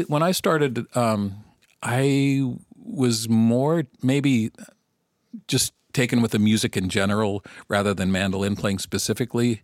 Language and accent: English; Northern California, United States; moved away as an adult; now in Vancouver, Canada; I grew up in Northern California